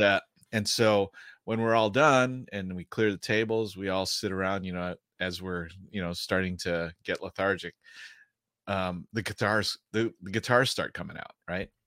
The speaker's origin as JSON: {"language": "English", "region": "Midwest", "country": "United States", "tie": "born or raised there", "said": "I grew up in the Midwest"}